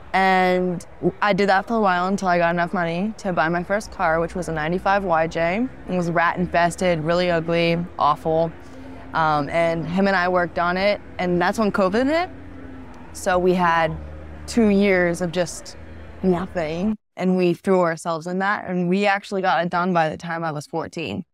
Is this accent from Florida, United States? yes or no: yes; Florida, United States; I'm from Florida.